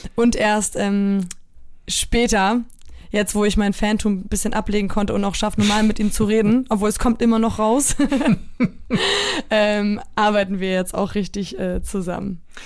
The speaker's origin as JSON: {"language": "German", "area": "North Frisia, near Flensburg", "region": "Schleswig-Holstein", "country": "Germany", "tie": "born or raised there", "also_born_or_lived": "Solingen / Poland", "said": "in dem ich groß geworden bin in Nordfriesland"}